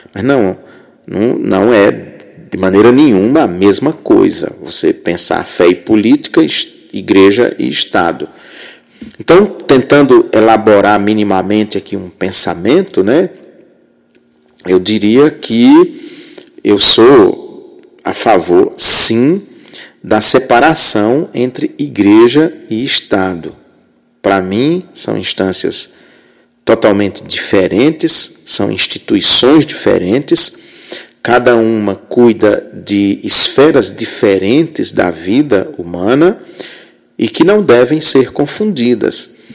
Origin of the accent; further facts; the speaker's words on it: Rio Grande do Norte, Brazil; moved away as an adult; also born or lived in Southeast Brazil; Eu sou de uma cidade muito muito pequena no Rio Grande do Norte, que na época tinha pouco mais de mil habitantes